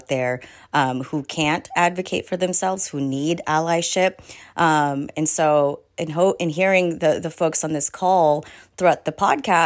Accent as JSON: {"language": "English", "town": "Tacoma", "region": "Washington", "country": "United States", "tie": "born or raised there", "also_born_or_lived": "Philippines"}